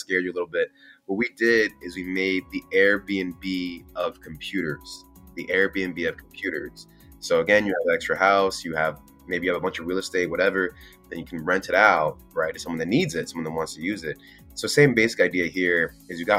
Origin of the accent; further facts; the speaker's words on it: Miami, Florida, United States; moved away as an adult; I'm from Miami, born and raised in Miami. Shout out to 305